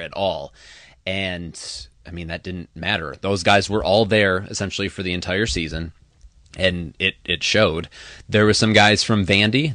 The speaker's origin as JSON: {"language": "English", "town": "Traverse City", "region": "Michigan", "country": "United States", "tie": "born or raised there", "said": "based in my hometown of Traverse City"}